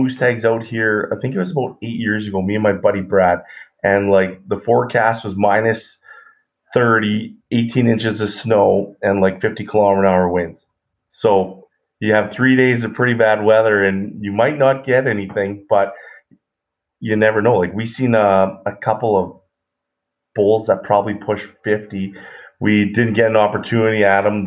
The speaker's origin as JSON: {"language": "English", "town": "Edmonton", "region": "Alberta", "country": "Canada", "tie": "born or raised there", "said": "I grew up in Edmonton, Alberta"}